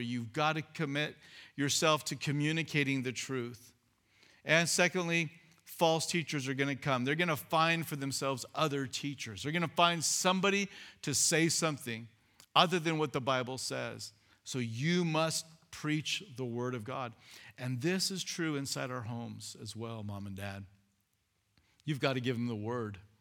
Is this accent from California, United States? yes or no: yes; California, United States; moved away as an adult; I was twenty-seven, I was from California